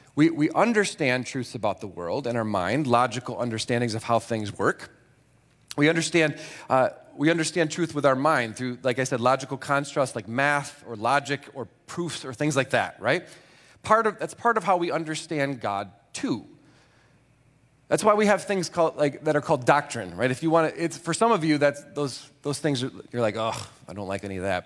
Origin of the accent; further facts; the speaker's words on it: Grand Rapids, Michigan, United States; I was born in Grand Rapids